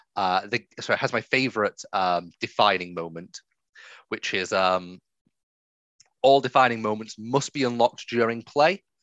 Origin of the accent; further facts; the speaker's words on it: England, United Kingdom; I'm English